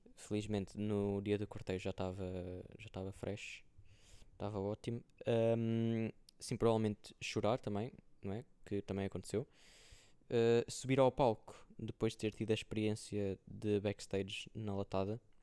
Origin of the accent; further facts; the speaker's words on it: Viseu, Centro, Portugal; moved away as an adult; now in Coimbra, Portugal; para Viseu, para casa